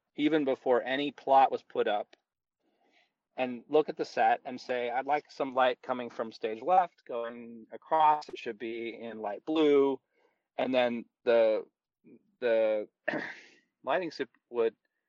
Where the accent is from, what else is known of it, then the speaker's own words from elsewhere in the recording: United States; I was raised in this country